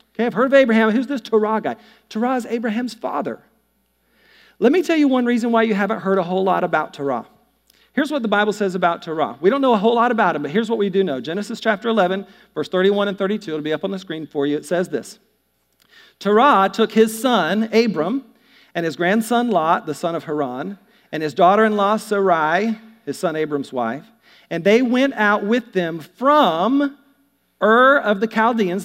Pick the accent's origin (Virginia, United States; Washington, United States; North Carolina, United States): North Carolina, United States; I'm from the South, too. I'm from North Carolina